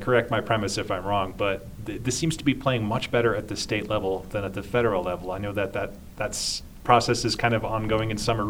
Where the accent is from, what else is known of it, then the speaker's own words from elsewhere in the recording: Pennsylvania, United States; I told him I was from Pennsylvania.